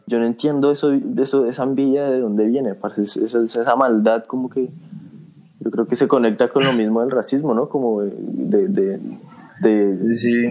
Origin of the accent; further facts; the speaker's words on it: Colombia; en Colombia todos somos o blancos o así trigueños